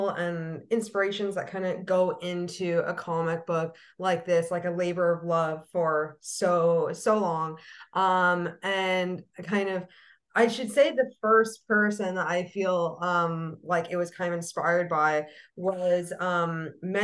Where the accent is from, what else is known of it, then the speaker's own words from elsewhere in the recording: Canada; as a Canadian